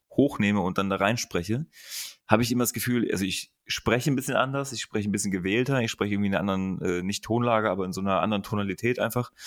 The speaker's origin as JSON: {"language": "German", "country": "Germany", "also_born_or_lived": "Berlin", "said": "als Deutscher"}